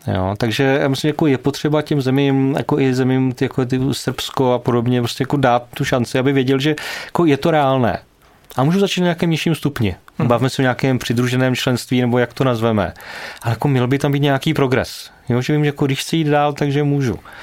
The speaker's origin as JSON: {"language": "Czech", "country": "Czechia"}